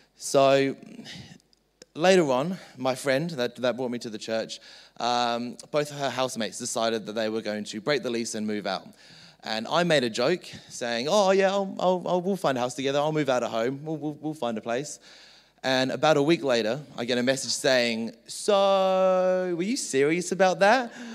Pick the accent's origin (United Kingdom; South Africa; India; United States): United Kingdom; England; moved away; So I was born in England